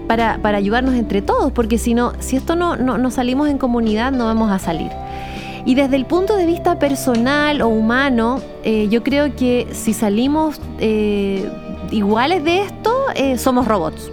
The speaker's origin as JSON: {"language": "Spanish", "town": "Santiago", "region": "Santiago Metropolitan Region", "country": "Chile", "moved": "yes", "lives_now": "Punta Arenas, Chile", "said": "soy santiaguina, pero vivo en Punta Arenas"}